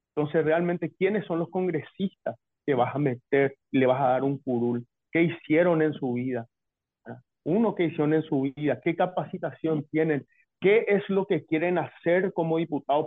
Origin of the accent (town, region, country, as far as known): Paraguay